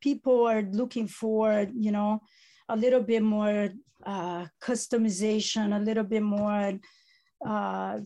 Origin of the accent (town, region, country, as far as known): Italy; accent: Italian; first language Italian; English is a second language; moved away